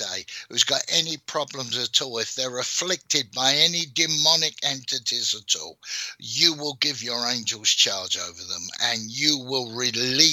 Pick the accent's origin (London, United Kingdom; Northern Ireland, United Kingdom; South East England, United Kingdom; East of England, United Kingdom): London, United Kingdom; I was born in South London. I was born in an area called Brixton, which is in southwest London.